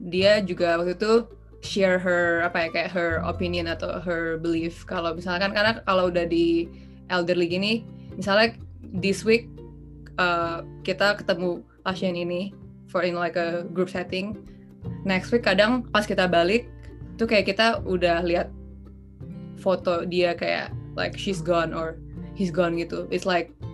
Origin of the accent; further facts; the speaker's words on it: Indonesia; moved away as an adult; aku kan dari Indonesia